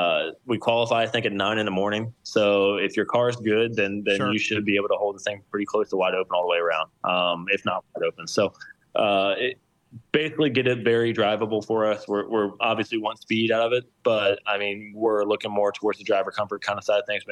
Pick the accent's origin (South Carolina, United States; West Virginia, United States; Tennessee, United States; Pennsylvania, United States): West Virginia, United States; I'm from West Virginia. I love where I'm from.